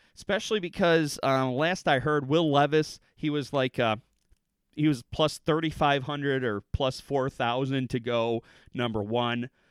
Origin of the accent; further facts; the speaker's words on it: United States; us as the American public